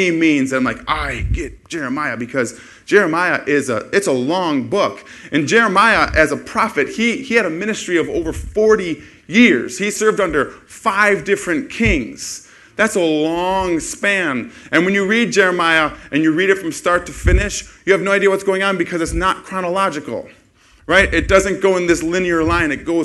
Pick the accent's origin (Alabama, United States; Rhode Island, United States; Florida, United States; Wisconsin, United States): Wisconsin, United States; West Bend; moved away as an adult; also born or lived in Milwaukee area; now in Madison, United States; I'm from West Bend, which is where we're from